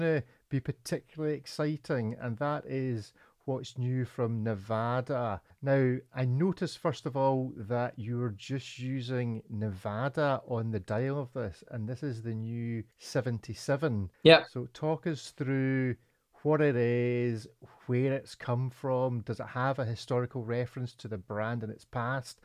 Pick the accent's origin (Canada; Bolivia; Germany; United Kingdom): United Kingdom; Scotland; I'm a Scotsman